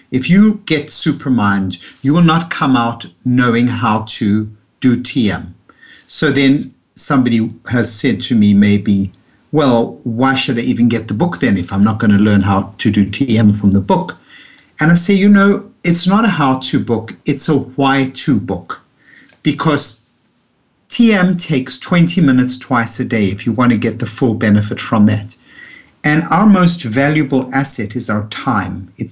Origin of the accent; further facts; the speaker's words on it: South Africa; moved away as an adult; now in New York, United States; after I came from South Africa, where I had had so much sunlight, and I came to New York and I saw the New York winters and I felt down.